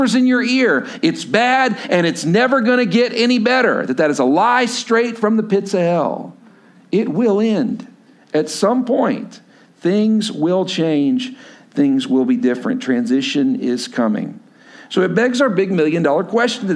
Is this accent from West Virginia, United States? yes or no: no; Lubbock, Texas, United States; moved away as an adult; also born or lived in Stillwater, Oklahoma; I grew up in Lubbock, Texas